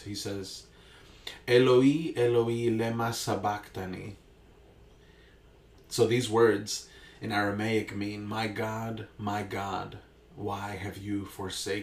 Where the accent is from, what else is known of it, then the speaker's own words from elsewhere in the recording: Hempstead, New York, United States; I grew up in Hempstead, went to Hempstead for lower school, or what would be elementary school